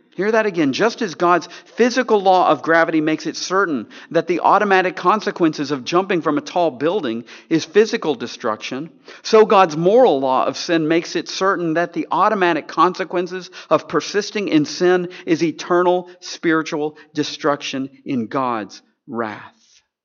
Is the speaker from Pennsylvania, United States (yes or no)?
no; Tennessee, United States; we Southerners, you know, I grew up in Tennessee